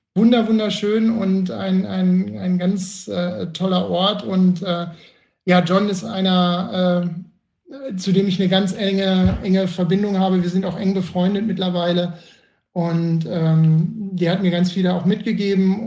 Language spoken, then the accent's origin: German; Bielefeld, North Rhine-Westphalia, Germany; ich komme ja aus Bielefeld